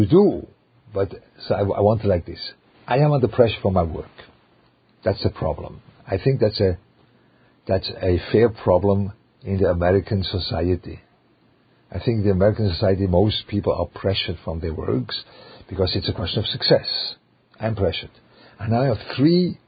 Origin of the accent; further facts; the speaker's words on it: Switzerland; English is a second language; moved away; with a German flavor, which I come from Switzerland